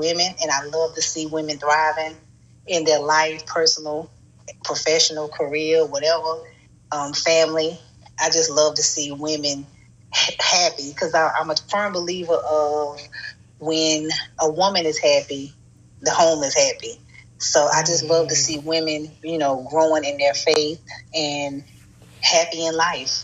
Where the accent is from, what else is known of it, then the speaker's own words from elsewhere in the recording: North Carolina, United States; moved away as an adult; also born or lived in Montgomery, Alabama / Chicago; I'm originally from North Carolina